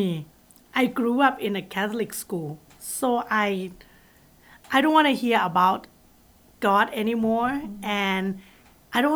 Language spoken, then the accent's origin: English; Bangkok, Thailand; I grew up in Bangkok, and in Thailand